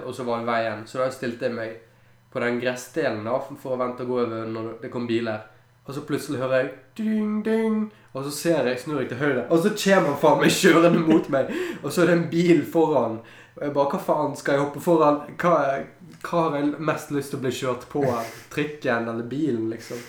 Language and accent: Norwegian; Strilelandet, Vestland, Norway; jeg var stril